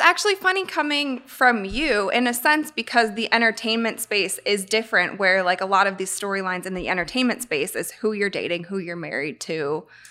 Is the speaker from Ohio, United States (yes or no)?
yes; Akron, Ohio, United States; moved away; I'm from Akron, Ohio, and so I also don't live in Akron anymore